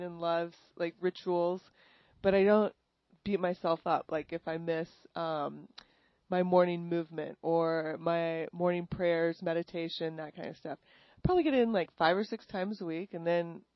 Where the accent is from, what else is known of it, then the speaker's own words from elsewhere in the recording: New Braunfels, Texas, United States; moved away as an adult; also born or lived in Los Angeles; I grew up in Texas. I grew up in New Braunfels.